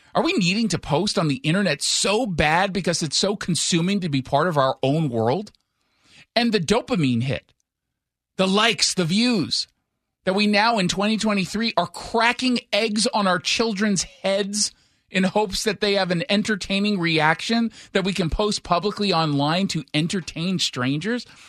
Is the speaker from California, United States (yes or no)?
yes; Los Angeles, California, United States; moved away; I'm from Los Angeles